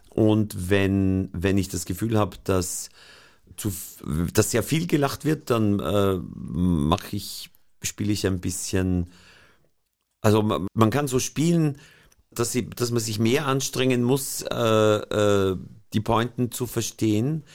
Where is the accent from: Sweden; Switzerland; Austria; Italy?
Austria; als Österreicher